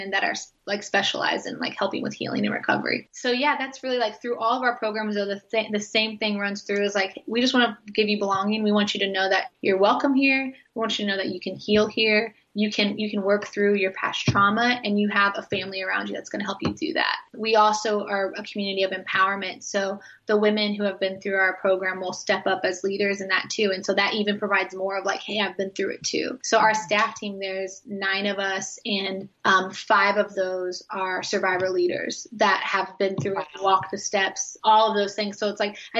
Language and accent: English; Oklahoma, United States; also born or lived in Midwest; now in Tampa, United States; I grew up like in Oklahoma and in the Midwest